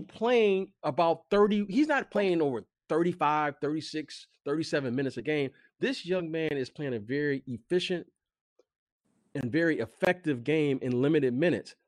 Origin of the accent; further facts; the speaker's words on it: Detroit, Michigan, United States; moved away; also born or lived in Chicago; I am from Detroit. I did live in Chicago for many years